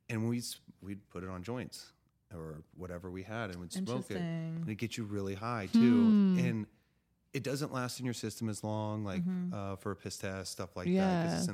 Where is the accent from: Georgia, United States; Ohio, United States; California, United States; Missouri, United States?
California, United States; also born or lived in Arkansas / Texas; so I grew up in California, but I've lived all over.